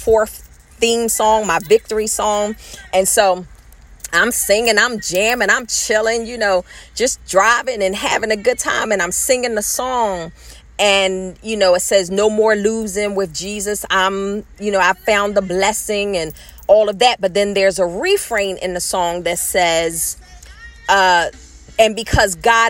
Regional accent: Philadelphia, Pennsylvania, United States; born and raised. I said, she said, where from? I said, North Philadelphia

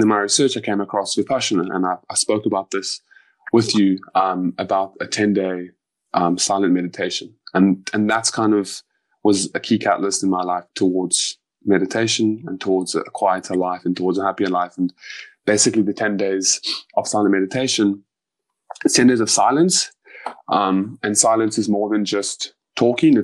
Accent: South Africa; I'm South African.

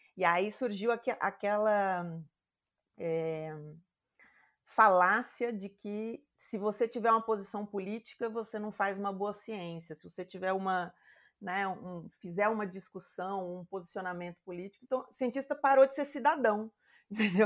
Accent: Campo Grande, Mato Grosso do Sul, Brazil; eu cresci no Mato Grosso do Sul, né, em Campo Grande

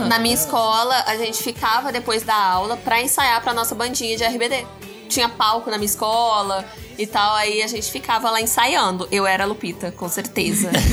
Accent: Rio de Janeiro, Brazil; also born or lived in Alagoinhas; now in Juiz de Fora, Brazil; eu sou do Rio de Janeiro

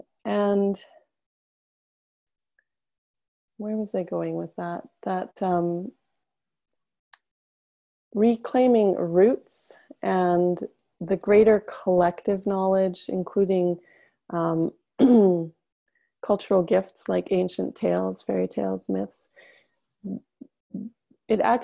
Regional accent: Whitehorse, Yukon, Canada; moved away; I am deeply attached to the land that I grew up on in the Yukon Territory, which is in the far north of Canada. I'm not currently living there

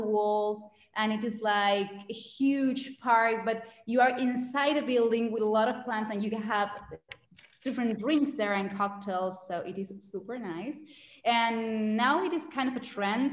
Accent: Buenos Aires, Argentina; I am from BA. Actually, I know that my name doesn't sound very Spanish at all. That's the reason my great parents were from Lebanon. My parents had the wonderful idea to name myself with Arabic names. but I was born here in Argentina

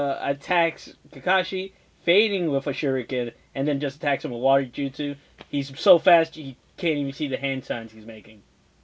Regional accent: New York City, New York, United States; Yeah, I'm from the Bronx.

